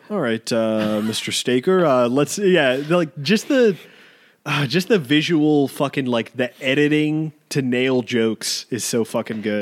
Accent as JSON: {"language": "English", "country": "United States", "said": "even being an American"}